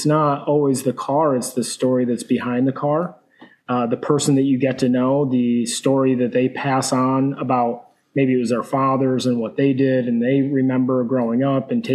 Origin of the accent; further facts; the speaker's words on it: rural Pennsylvania, United States; now in Kannapolis, United States; I originally grew up in very rural Pennsylvania, right on the border of Pennsylvania, upstate New York